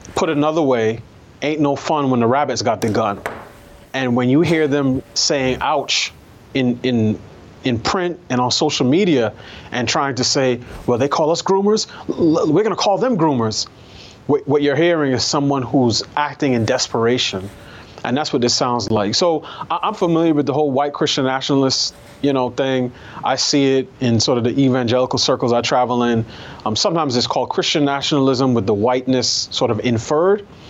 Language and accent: English; New York, United States; I grew up in New York.